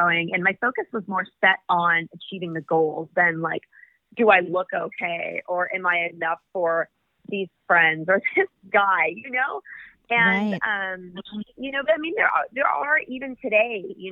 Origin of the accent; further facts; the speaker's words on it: California, United States; I come from California.